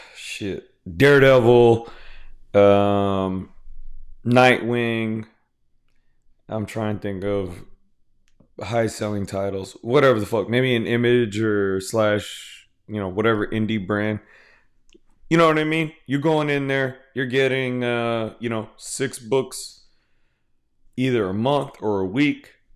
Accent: Houston, Texas, United States; I'm from Houston, Texas

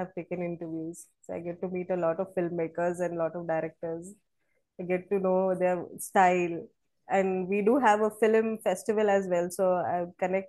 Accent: Maharashtra, India; That's right. I'm from Kerala, but born and brought up

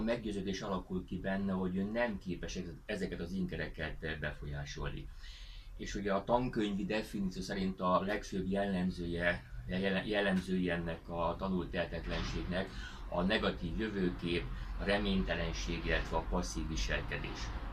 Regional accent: Hungary; így magyarként nagyon nehéz kilépni ebből a helyzetből

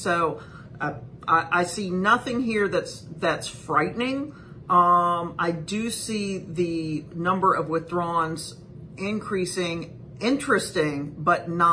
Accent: Whiteville, North Carolina, United States; moved away; I'm from Columbus County. The great big metropolis of Whiteville is my hometown.

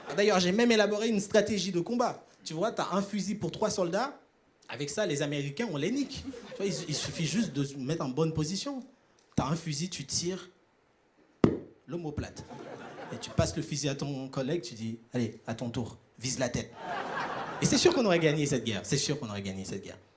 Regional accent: Haiti; Moi, je viens d'Haïti, à ne pas confondre avec Tahiti.

